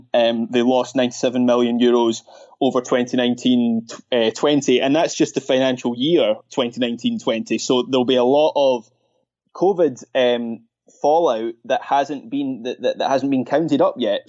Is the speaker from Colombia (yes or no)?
no; Scotland, United Kingdom; as a Scottish football fan